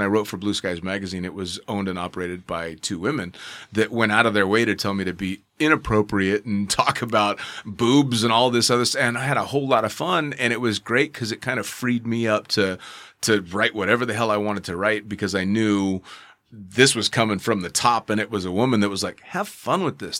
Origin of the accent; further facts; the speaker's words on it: United States; as an American jumping up, you know, starting my career there